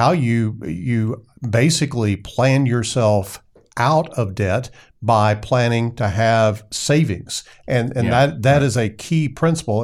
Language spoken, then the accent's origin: English; El Dorado, United States; moved away as an adult; when I moved up here from my hometown in El Dorado